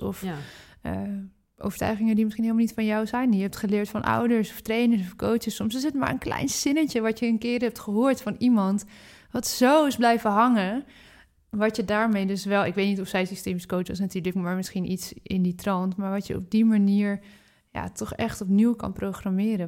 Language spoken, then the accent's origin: Dutch; Netherlands; We zijn in Nederland natuurlijk opgegroeid met brood, brood, brood, brood, brood